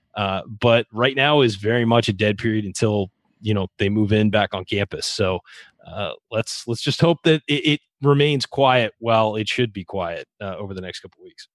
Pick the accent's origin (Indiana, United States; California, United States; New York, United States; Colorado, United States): California, United States; San Diego; That's my hometown